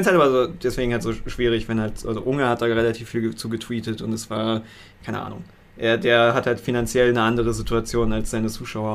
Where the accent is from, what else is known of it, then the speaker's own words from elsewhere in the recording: Berlin, Germany; als Berliner